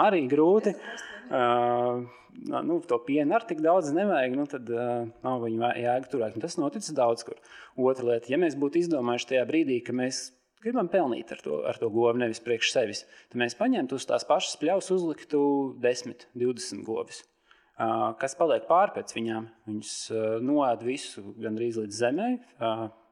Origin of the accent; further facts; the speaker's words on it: Sigulda, Sigulda Municipality, Latvia; manā bērnībā, dzīvoju Siguldā